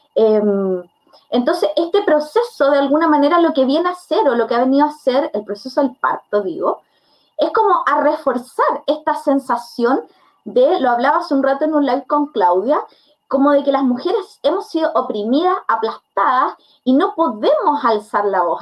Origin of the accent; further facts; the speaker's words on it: Curicó, Maule, Chile; yo no soy de Santiago, yo soy de Curicó.